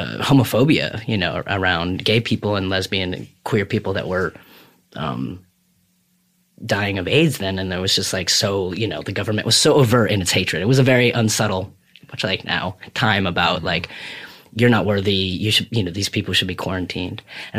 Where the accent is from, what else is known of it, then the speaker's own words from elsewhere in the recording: Burlington, Vermont, United States; I had like those teenager parents that were chaotic or whatever and lived all around Vermont. So we moved around Vermont.